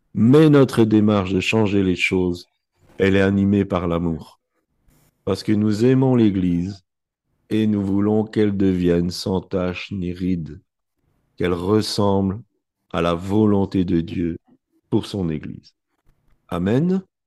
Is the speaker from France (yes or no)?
no; Belgium; Je suis né en Belgique, mes parents sont nés en Belgique